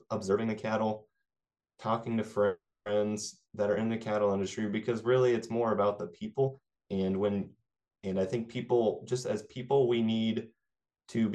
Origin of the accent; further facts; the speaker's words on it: Clay Center, Kansas, United States; where I grew up in Clay Center, Kansas.